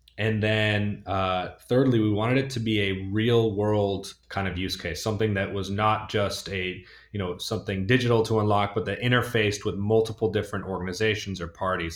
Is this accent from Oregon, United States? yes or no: no; Northern California, United States; moved away; also born or lived in Argentina; I grew up in Northern California and wine country